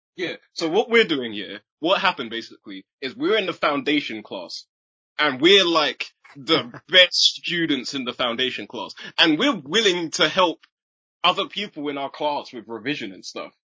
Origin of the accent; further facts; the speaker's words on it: Chichester, South East England, United Kingdom; I was born in Chichester and both my parents are from Trinidad